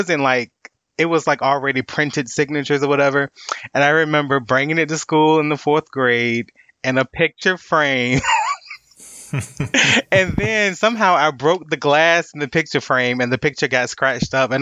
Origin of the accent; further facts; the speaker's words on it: Virginia, United States; I'm from Virginia, or, you know, almost the DMV area